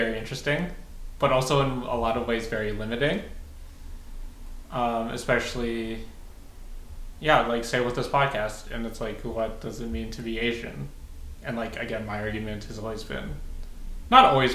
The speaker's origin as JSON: {"language": "English", "town": "Calgary", "region": "Alberta", "country": "Canada", "tie": "born or raised there", "moved": "as an adult", "lives_now": "Lower Mainland, Canada", "said": "I grew up in Calgary."}